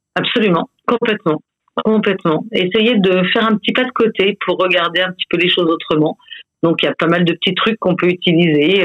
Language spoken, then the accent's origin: French; France; moved away as an adult; also born or lived in Belgium; en tant que Français